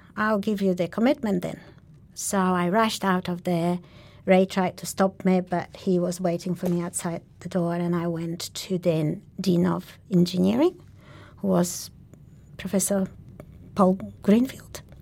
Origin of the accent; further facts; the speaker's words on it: Sweden; moved away as an adult; also born or lived in Poland; now in Australia; I am a Polish born Jew of Jewish origin, and I spent my very young years in Poland. Then I moved as a political refugee to Sweden